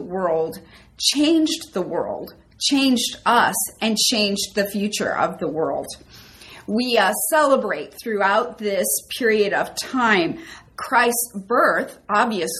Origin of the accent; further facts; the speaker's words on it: Minnesota, United States; I was born and raised in Minnesota